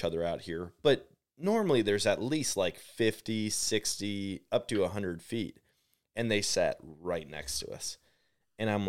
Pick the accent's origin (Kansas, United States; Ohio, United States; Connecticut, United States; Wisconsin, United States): Wisconsin, United States; now in Missouri, United States; I'm from Wisconsin originally